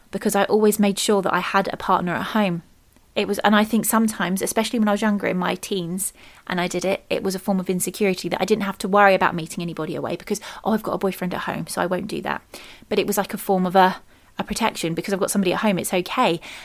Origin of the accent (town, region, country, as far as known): United Kingdom